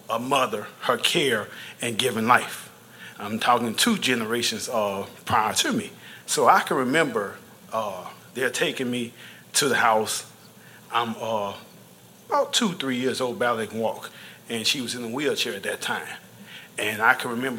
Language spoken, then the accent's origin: English; Louisiana, United States; I'm from Louisiana, and I was raised Southern Baptist